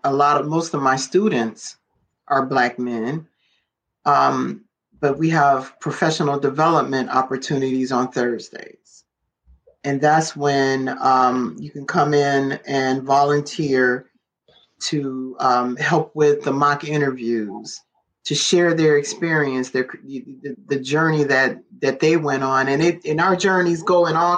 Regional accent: Detroit, Michigan, United States; I'm from the west side of Detroit. I'm from Central, from the Durfee area. That's my old stomping grounds. And that's actually still my neighborhood.

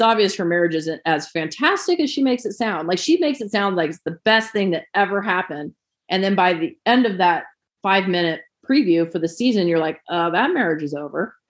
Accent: California, United States; moved away; I'm from California originally

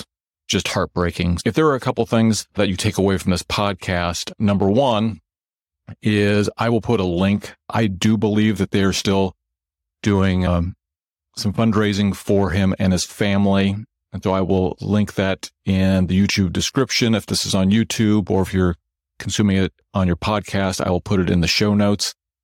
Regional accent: Nebraska, United States; I grew up in Nebraska

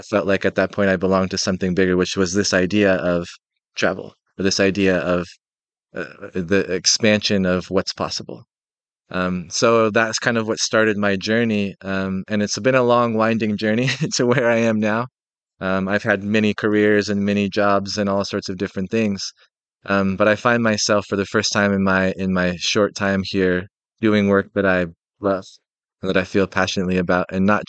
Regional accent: Seattle, Washington, United States; So, I'm 38. I'm from Seattle, Washington, in the United States, and I grew up in a really small rural town in the Northwest.

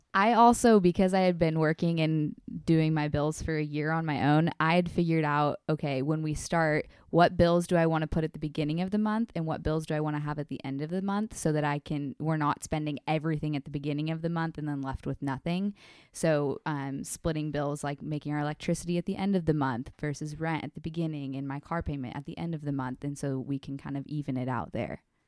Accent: California, United States; moved away; I'm originally from California, and I was home last weekend with my family

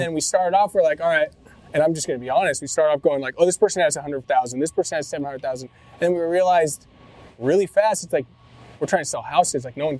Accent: Laguna Beach, California, United States; I'm from Laguna.

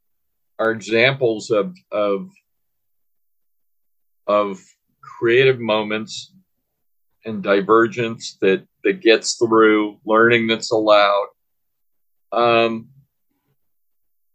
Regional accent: San Diego, California, United States; moved away; also born or lived in Washington, D.C.; I grew up in San Diego, California, part of my life. I'm a native Washingtonian. I was born in D.C., but from the age of about 5 years old until I was a teenager, I lived in San Diego

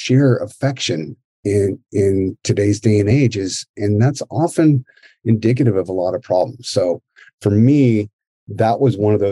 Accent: Marin County, California, United States; also born or lived in Daly City, California; I was born and raised in Daly City and moved over to Marin County when I was, 5 years old, and grew up there for, I don't know, up until I was in graduated high school

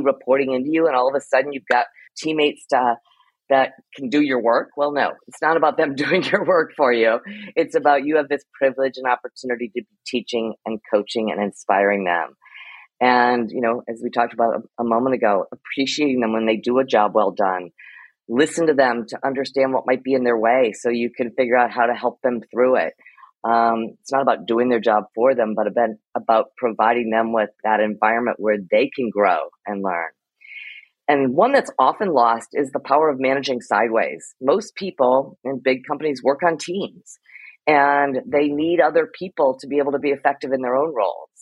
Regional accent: Ohio, United States; moved away as an adult; also born or lived in Iowa / New Zealand / New York; I'm a Midwestern girl by heart. I was born in Iowa, grew up in Ohio

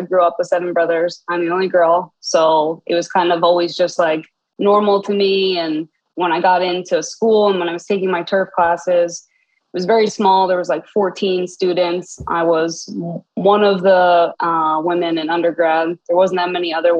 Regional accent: Long Beach Island, New Jersey, United States; I am from Long Beach Island, New Jersey

